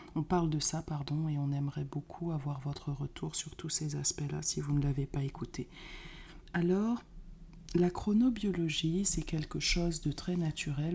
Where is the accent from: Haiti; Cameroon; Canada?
Cameroon; moved away; quand j'étais petite euh, au Cameroun